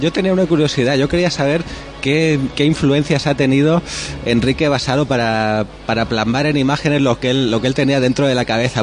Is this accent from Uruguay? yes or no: no; Alicante, Valencian Community, Spain; nosotros que somos de Alicante Capital